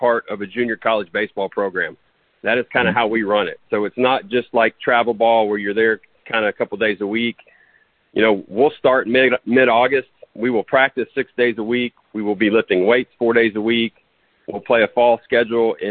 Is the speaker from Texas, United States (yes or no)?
yes; Dallas-Fort Worth area, Texas, United States; moved away as an adult; now in Tennessee, United States; I am originally from Texas. I grew up in the Dallas-Fort Worth area.